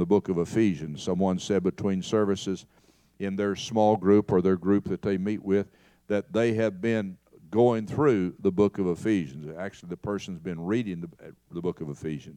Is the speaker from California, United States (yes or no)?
no; Knoxville, Tennessee, United States; moved away as an adult; also born or lived in Kentucky; now in Texas, United States; my hometown of Knoxville